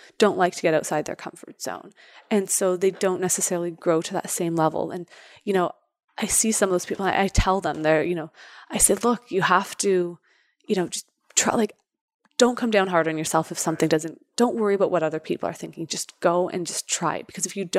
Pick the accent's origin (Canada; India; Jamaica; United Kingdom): Canada; Toronto, Ontario; It is my hometown.